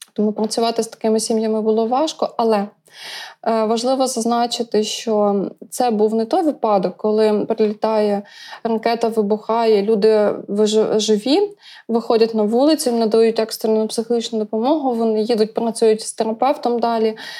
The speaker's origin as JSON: {"language": "Ukrainian", "town": "Brody", "region": "Lviv Oblast", "country": "Ukraine", "tie": "born or raised there", "moved": "as an adult", "lives_now": "Kyiv, Ukraine", "said": "я народилася у Львівській області, місто Броди. Навчалася у Львівському державному університеті безпеки життєдіяльності"}